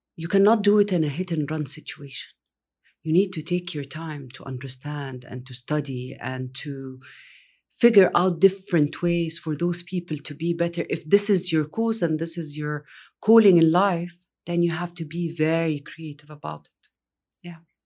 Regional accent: Egypt; also born or lived in Riyadh, Saudi Arabia; now in Saudi Arabia; I grew up in Egypt

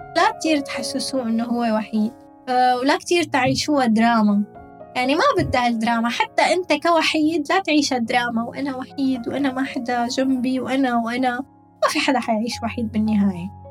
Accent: Damascus, Damascus Governorate, Syria; moved away as an adult; now in United Arab Emirates; عندنا بالشام

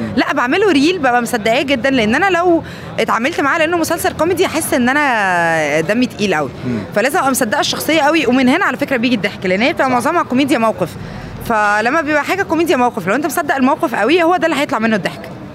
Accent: Egypt; عندنا في مصر

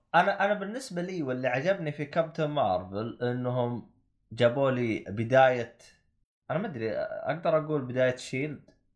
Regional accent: Saudi Arabia; now in United Kingdom; عندنا بالسعوديه

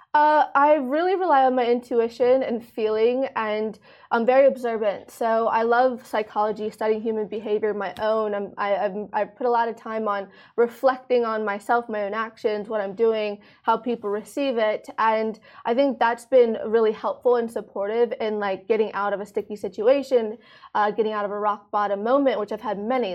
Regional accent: Maryland, United States; moved away as an adult; now in Dubai, United Arab Emirates; I grew up in uh, Maryland in the United States

